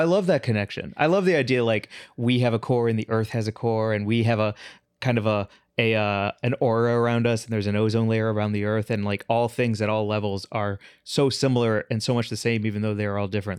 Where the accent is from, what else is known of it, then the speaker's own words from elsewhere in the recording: St. Louis, Missouri, United States; I'm from Saint Louis, too.